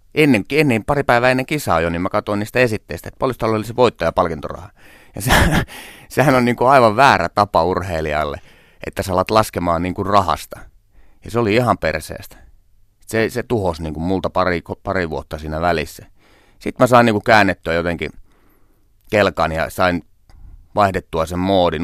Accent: Tornio, Lapland, Finland; moved away; mä käyn tornios kotipuolessa

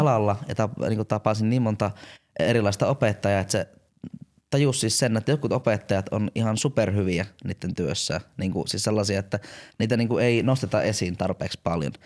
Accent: Jyväskylä, Central Finland, Finland; mä oon tämmönen jyväskyläläinen

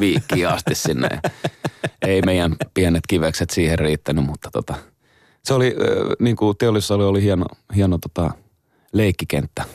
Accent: Helsinki, Uusimaa, Finland; meillä Roihikassa päin

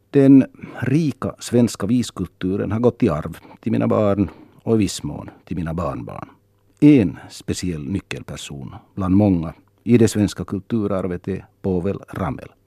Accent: Vaasa, Ostrobothnia, Finland; now in Helsinki, Finland; Så är jag förstås finlandssvensk. Och språket är viktigt. Och slutligen är jag född och uppvuxen i Vasa, Österbotten, Även om mina föräldrar och min släkt är från Nyland och även om jag numera känner mig hemma och rotad i Helsingfors

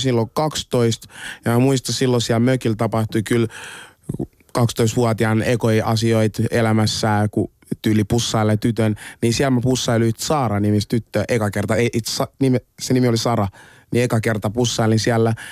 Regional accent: Finland; also born or lived in Congo; mä oon syntynyt Kongossa, muutin Suomeen joskus kahdeksanvuotiaan

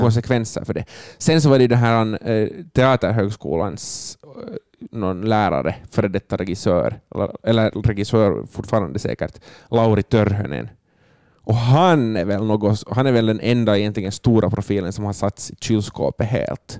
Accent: Finland; som finländare

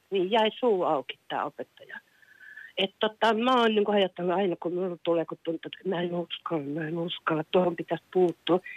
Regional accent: Kuopio, North Savo, Finland; now in Kirkkonummi, Finland; rakkaasta kotikaupungistani Kuopiosta. Et mä olin lapsi

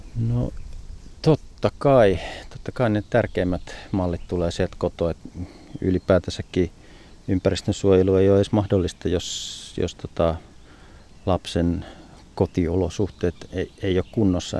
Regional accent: Savonia, Finland; moved away; jossain Savossa, mistä olin kotoisin

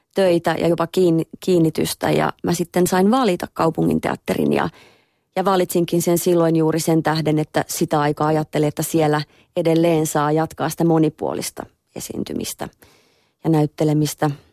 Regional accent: Lahti, Päijänne Tavastia, Finland; born or raised there

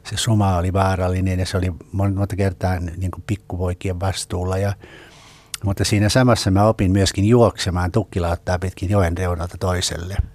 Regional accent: Karelia, Finland; accent: Karelian; mä puhuin Karjalan murretta

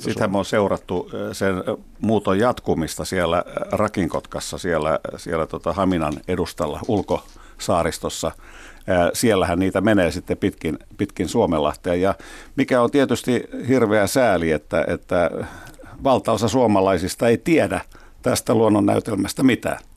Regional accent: Helsinki, Uusimaa, Finland; tällaisen helsinkiläispojan

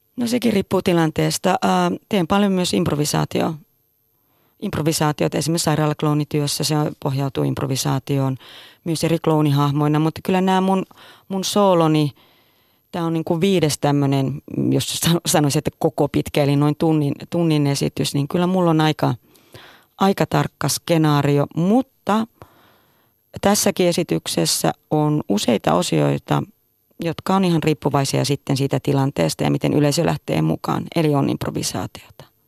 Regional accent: Tervola, Lapland, Finland; moved away; Mä olen Tervolasta, Lapista kotoisin ja tuota, tein teatteria. Tein teatteria hyvin pienenä

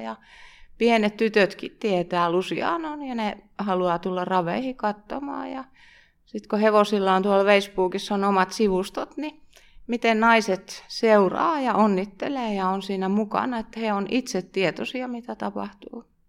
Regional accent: Pihtipudas, Central Finland, Finland; Mä oon Pihtiputalta kotosin ja meidän perheessä on aina ollut hevosia.

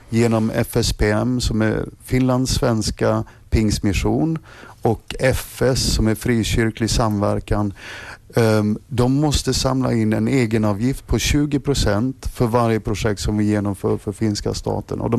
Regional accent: Sweden; om, om jag som svensk lärare kan förstå de här teknikerna

